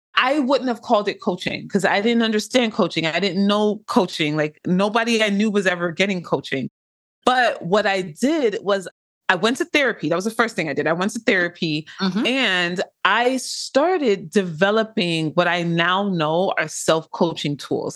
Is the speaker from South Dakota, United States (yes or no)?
no; Inglewood, California, United States; I am from Inglewood, California